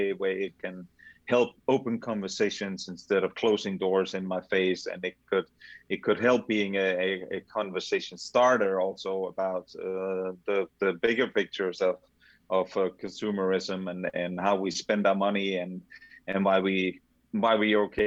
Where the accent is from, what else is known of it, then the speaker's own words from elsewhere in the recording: Denmark; moved away; growing up in Denmark